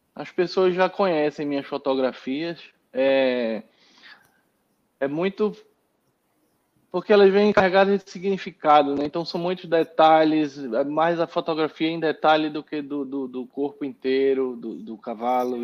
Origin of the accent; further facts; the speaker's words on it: Recife, Pernambuco, Brazil; now in São Paulo, Brazil; Sempre tive cavalo lá em Recife, eu sou pernambucano